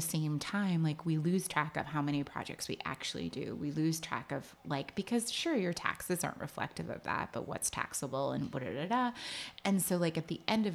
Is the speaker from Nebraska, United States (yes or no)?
no; California, United States; moved away as an adult; now in New York, United States; I'm from California originally. I moved to New York at the tender age of 18